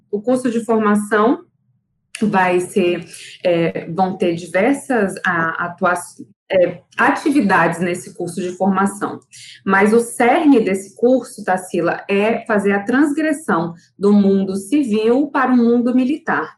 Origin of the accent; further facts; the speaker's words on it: Brasília, Federal District, Brazil; now in Salvador, Brazil; eu sou brasiliense, mas moro, em, mas moro em Salvador